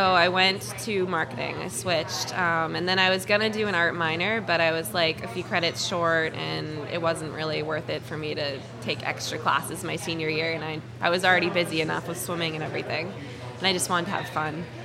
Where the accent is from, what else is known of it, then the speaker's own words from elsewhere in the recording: Marblehead, Massachusetts, United States; I grew up in Marblehead